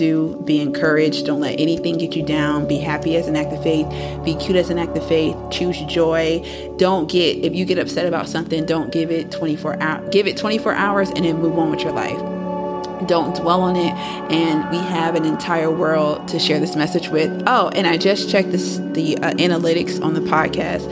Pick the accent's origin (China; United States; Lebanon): United States; Fayetteville, North Carolina; I thought Fayetteville was going to hold me down because that's my hometown